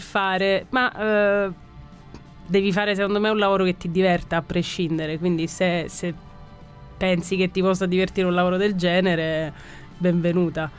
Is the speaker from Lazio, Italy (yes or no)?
no; Catania, Sicily, Italy; moved away; io sono di Catania, non sono, non sono romana.